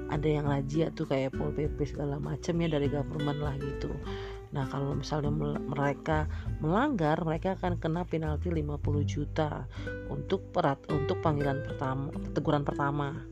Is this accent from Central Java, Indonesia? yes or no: no; Medan, North Sumatra, Indonesia; kampung halaman gue basically kan gue orang Medan berarti kan kampung halaman gue di Medan lah